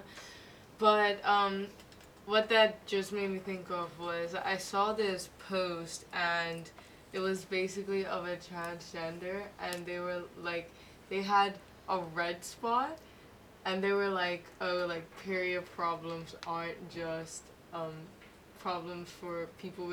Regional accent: Bermuda; now in Hong Kong; I'm from Bermuda

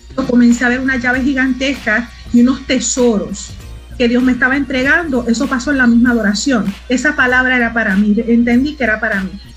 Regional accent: Mayagüez, Puerto Rico; moved away as an adult; also born or lived in Aguadilla, Puerto Rico / Isabela, Puerto Rico; now in Texas, United States; soy puertorriqueña, el que me conoce, de mi isla hermosa. Vivo en Texas actualmente. Eh, nací en Mayagüez, Puerto Rico

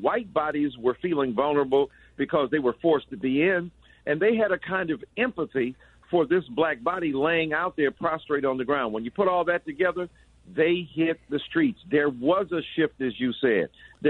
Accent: Detroit, Michigan, United States; also born or lived in Chicago; from my hometown, Detroit.

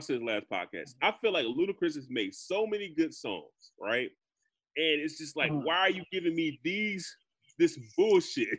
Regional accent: South Carolina, United States; I'm from fucking South Carolina

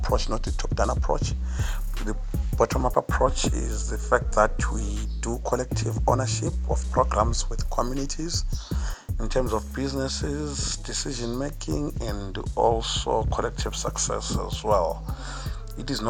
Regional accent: Bulawayo, Zimbabwe; Born and bred in Bulawayo, Global Citizen.

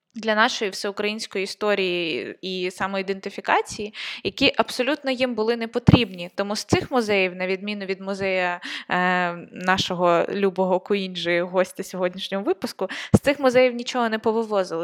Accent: Konotop, Sumy Oblast, Ukraine; я от з Сумської області, я з Конотопа

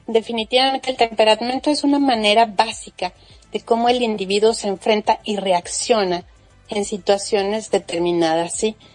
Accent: Mexico; yo soy mexicana

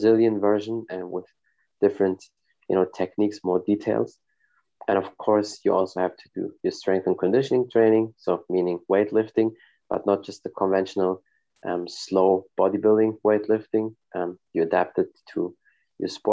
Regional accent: Germany; I live in Germany. I was born and raised in Germany. My family is from Morocco

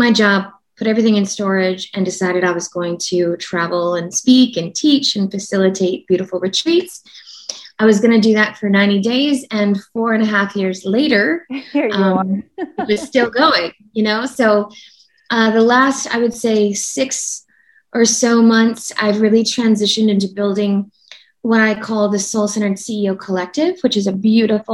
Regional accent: Oklahoma City, Oklahoma, United States; moved away; I'm from Oklahoma, in Oklahoma City

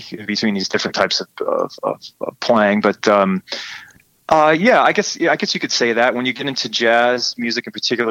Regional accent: McFarland, Wisconsin, United States; now in San Francisco, United States; I'm from Madison, Wisconsin.

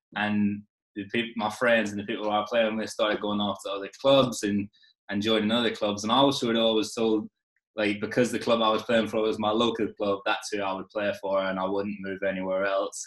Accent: Ireland; also born or lived in Liverpool; I was born in Liverpool, lived there before I moved moved to Ireland, um, and then obviously spent most of my childhood in Ireland

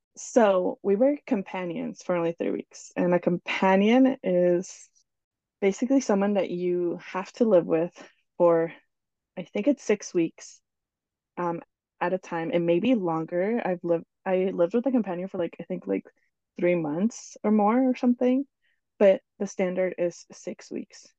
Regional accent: New Jersey, United States; also born or lived in Ecuador; now in Oklahoma, United States; I was born in Ecuador, and I grew up in New Jersey with my family.

